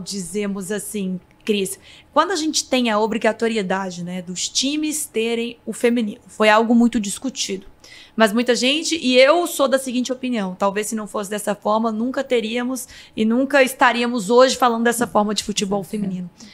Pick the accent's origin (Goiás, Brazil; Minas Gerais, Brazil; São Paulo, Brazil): Minas Gerais, Brazil; eu sou de Minas Gerais